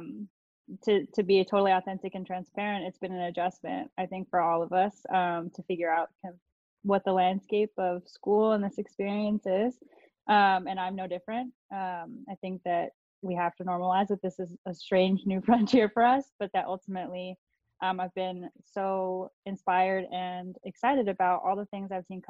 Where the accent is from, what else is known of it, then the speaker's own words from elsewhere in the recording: Los Angeles, California, United States; accent: Valley girl; moved away as an adult; also born or lived in New York City; now in Los Angeles, United States; I was born and raised in the San Fernando Valley.